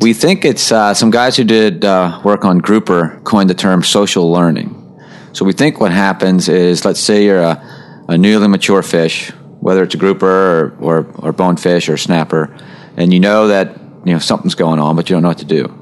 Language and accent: English; outside of Baltimore, Maryland, United States; I was born and raised in outside of Baltimore, Maryland. So I grew up fishing Chesapeake Bay